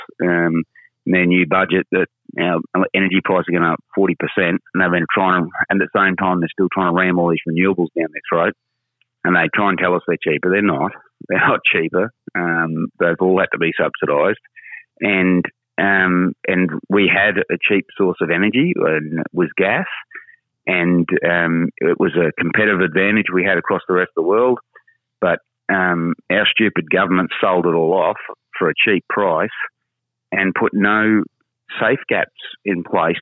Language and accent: English; Charters Towers, Queensland, Australia; I grew up in Charters Towers